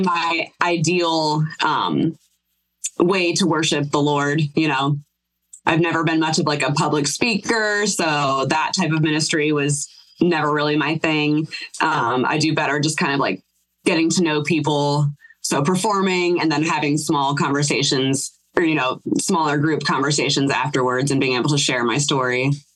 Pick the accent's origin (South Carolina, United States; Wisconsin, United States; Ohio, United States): Ohio, United States; Mansfield; also born or lived in Akron, Ohio / Dayton, Ohio; I was born in Akron, Ohio, raised in Mansfield, Ohio